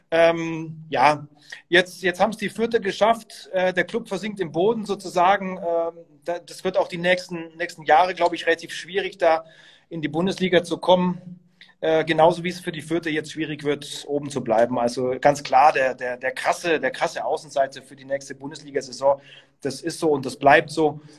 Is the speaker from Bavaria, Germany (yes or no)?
yes; Bavaria, Germany; Ich bin, äh, ich, ich bin Franke und ähm, ich war eigentlich immer Bayern-Fan